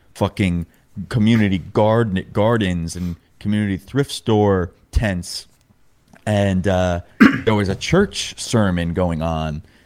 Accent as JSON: {"language": "English", "region": "New York", "country": "United States", "tie": "born or raised there", "moved": "as an adult", "lives_now": "Los Angeles, United States", "said": "I grew up in New York, moved out to L A January twenty twenty"}